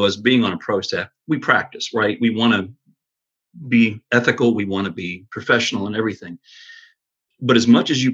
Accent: Rocky Grove, Pennsylvania, United States; moved away as an adult; now in Anderson, United States; I grew up in Pennsylvania, a little town called Rocky Grove

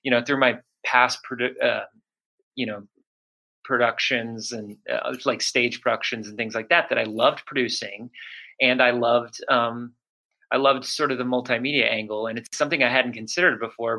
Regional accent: Houston, Texas, United States; moved away; also born or lived in Chicago; I was born in Houston, Texas

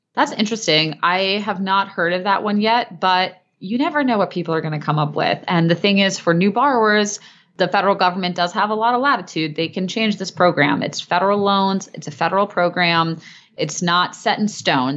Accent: Cleveland, Ohio, United States; I operate as a solo practitioner based in my hometown of Cleveland, Ohio

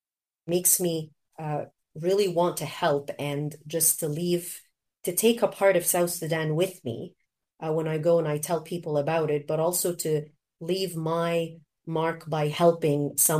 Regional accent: Canada; also born or lived in Egypt; the education that I enjoyed growing up in Canada and also in Egypt.

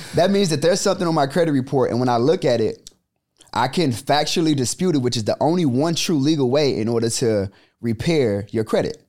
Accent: Chicago, Illinois, United States; born and raised in the South Side of Chicago

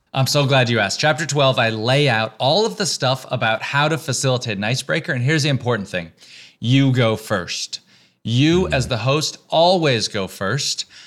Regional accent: the South, United States; moved away as an adult; also born or lived in Texas / Georgia / North Carolina; now in New York, United States; I grew up in the South, in Texas and Georgia

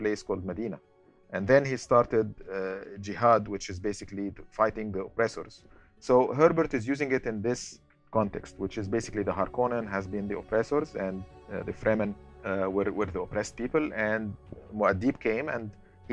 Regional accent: Egypt; moved away; I'm from originally from Egypt

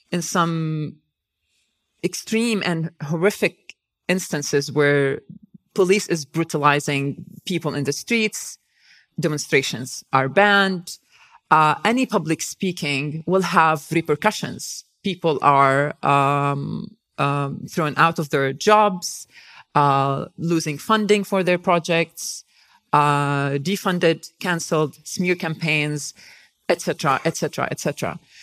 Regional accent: Nazareth, Northern District, Israel; English is a second language; moved away as an adult; also born or lived in Tel Aviv, Israel / Canada; I grew up in in Nazareth

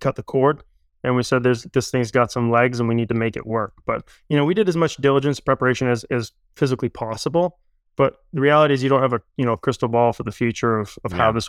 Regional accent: Maine, United States; moved away as an adult; now in Boston, United States; We grew up together in Maine

